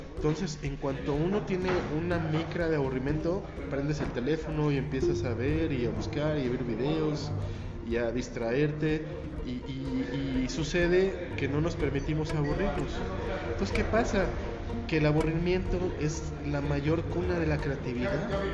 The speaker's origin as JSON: {"language": "Spanish", "town": "Toluca", "region": "State of Mexico", "country": "Mexico", "moved": "yes", "said": "soy de Toluca"}